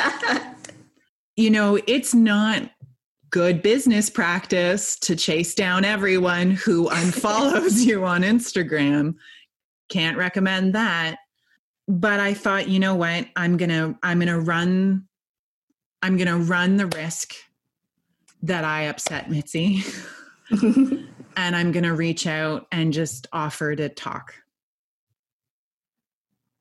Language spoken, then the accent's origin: English; Canada; I also am Canadian. I'm not American